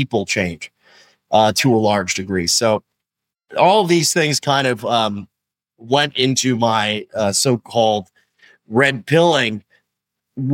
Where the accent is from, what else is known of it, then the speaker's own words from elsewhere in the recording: New York City, New York, United States; I'm from New York City. And I'll tell you something. If you grew up in New York City